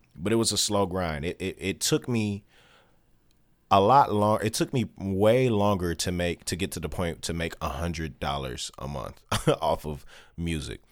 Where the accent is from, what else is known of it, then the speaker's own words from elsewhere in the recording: Detroit, Michigan, United States; born and raised in Detroit